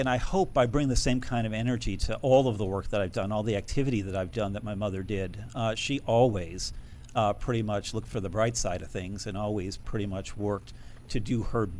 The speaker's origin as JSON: {"language": "English", "town": "Middletown", "region": "Connecticut", "country": "United States", "said": "I'm originally from Middletown, Connecticut."}